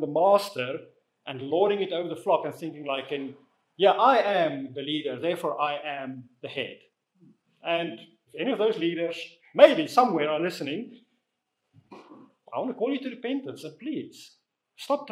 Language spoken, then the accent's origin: English; South Africa; moved away as an adult; also born or lived in Netherlands / Namibia / United Kingdom; now in Watford, United Kingdom; I grew up in South Africa. I was born there. I left when I was about 27